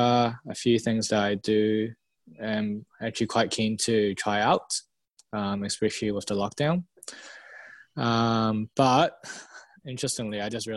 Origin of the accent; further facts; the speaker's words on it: Hong Kong; now in New Zealand; I'm from Hong Kong. I've been in New Zealand for the last 18 years